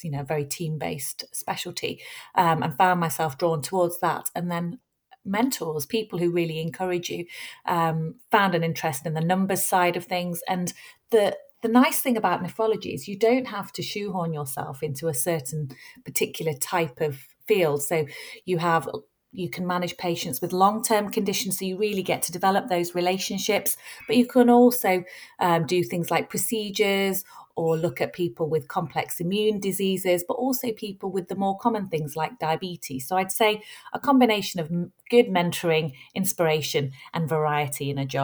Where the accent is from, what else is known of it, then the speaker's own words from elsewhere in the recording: Bury, North West England, United Kingdom; I'm from Bury, which is a little town in the north of Manchester. So I've grown up there, and my entire education has been at Manchester